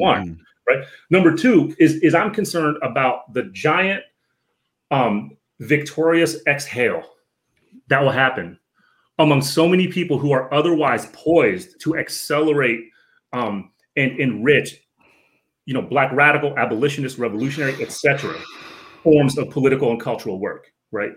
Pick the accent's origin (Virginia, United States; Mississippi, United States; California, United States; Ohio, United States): Virginia, United States; Northern; I'm from the DMV. Um, I grew up in Northern Virginia.